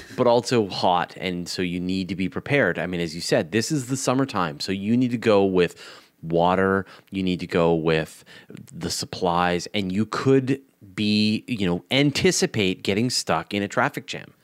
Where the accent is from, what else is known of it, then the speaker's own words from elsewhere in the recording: Canada; as a Canadian